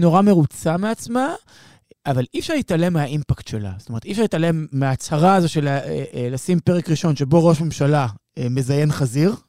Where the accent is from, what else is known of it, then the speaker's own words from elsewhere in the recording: Israel; אנחנו ישראלים